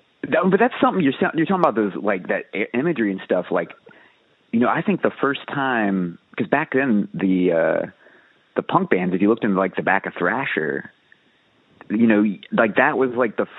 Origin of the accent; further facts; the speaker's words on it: Richmond, Virginia, United States; I grew up in Richmond